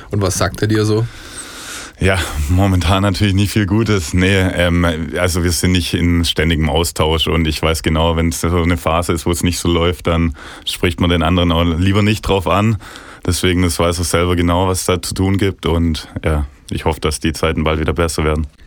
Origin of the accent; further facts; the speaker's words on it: Ostfildern, Baden-Württemberg, Germany; born there; ich bin in Ostfildern geboren